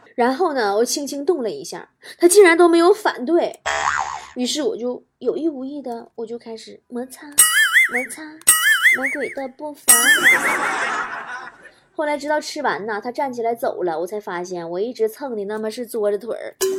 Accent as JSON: {"language": "Chinese", "region": "Northeast China", "country": "China", "said": "我们东北人"}